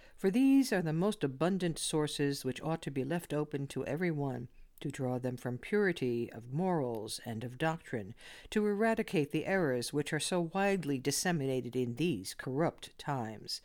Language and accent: English; New York City, New York, United States; I used to hear a lot of Yiddish words when I grew up in the Bronx